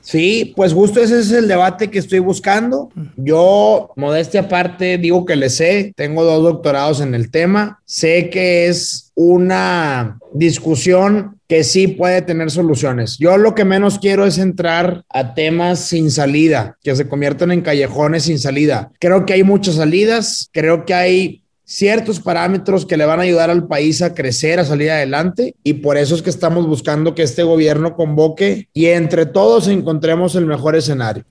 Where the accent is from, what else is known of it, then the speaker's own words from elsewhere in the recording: Nuevo León, Mexico; soy de Nuevo León y voy a ser gobernador de Nuevo León